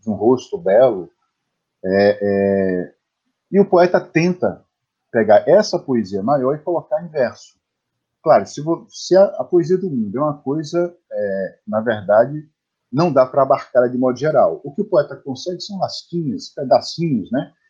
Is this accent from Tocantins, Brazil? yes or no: no; Bom Jesus da Lapa, Bahia, Brazil; eu nasci em Bom Jesus da Lapa, interior da Bahia, né, uns 800 quilômetros de Salvador